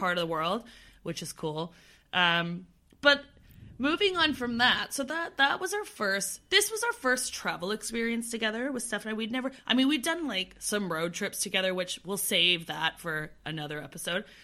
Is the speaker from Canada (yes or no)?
yes; Canada; now in London, United Kingdom; We're both from Canada, but now we live on complete opposite ends of the world